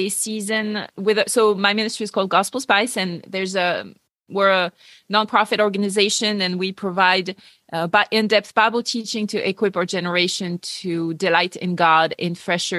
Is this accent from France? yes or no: yes; France; English is a second language; moved away; also born or lived in United Kingdom / United States; I grew up atheist in France